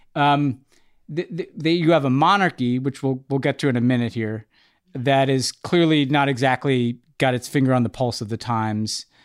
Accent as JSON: {"language": "English", "country": "United States", "said": "as an American"}